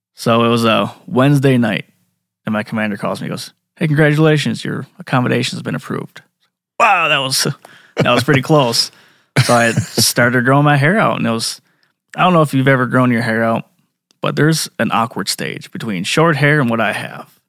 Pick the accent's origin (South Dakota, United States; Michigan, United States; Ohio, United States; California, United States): South Dakota, United States; Flandreau; I grew up in Flandreau